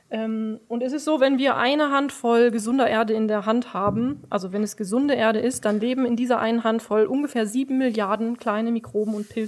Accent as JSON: {"language": "German", "town": "Kallenhardt", "region": "North Rhine-Westphalia", "country": "Germany", "said": "Ähm, also ich komme ja eigentlich ursprünglich aus Kallenhardt. Mit sechs Jahren bin ich hierher gezogen, habe lange hier gewohnt."}